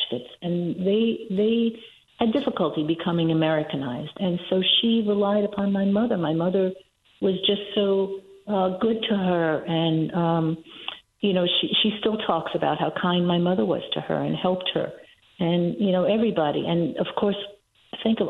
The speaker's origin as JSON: {"language": "English", "town": "New York City", "region": "New York", "country": "United States", "tie": "born or raised there", "said": "I grew up in Washington Heights"}